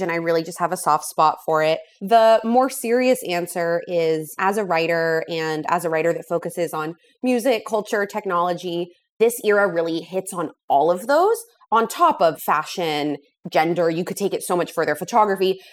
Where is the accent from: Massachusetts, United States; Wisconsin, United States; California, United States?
California, United States; Los Angeles; moved away as an adult; also born or lived in San Francisco / New York; So I am from Los Angeles. That's where I was born and raised.